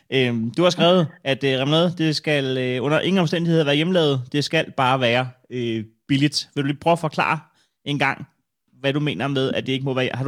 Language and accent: Danish; Copenhagen, Capital Region of Denmark, Denmark; jeg er fra København.